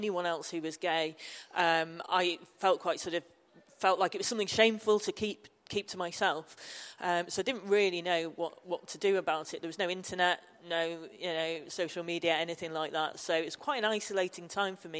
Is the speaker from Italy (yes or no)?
no; Manchester, North West England, United Kingdom; now in Newcastle, United Kingdom; I live up in Newcastle, although I'm from Manchester originally.